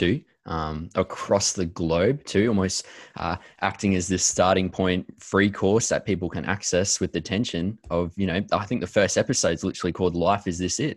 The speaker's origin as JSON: {"language": "English", "country": "Australia", "said": "as Aussie church leaders"}